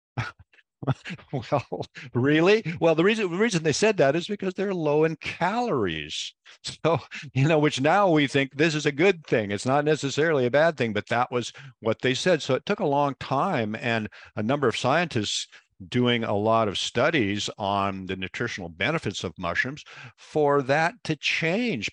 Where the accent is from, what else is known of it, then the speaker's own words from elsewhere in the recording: Pacific Northwest, United States; growing up in the Pacific Northwest, where the we're very famous for rain, we have the perfect climate for mushrooms up here